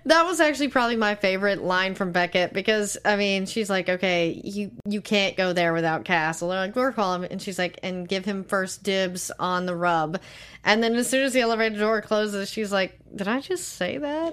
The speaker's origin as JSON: {"language": "English", "town": "Tyler", "region": "Texas", "country": "United States", "said": "I'm from Tyler."}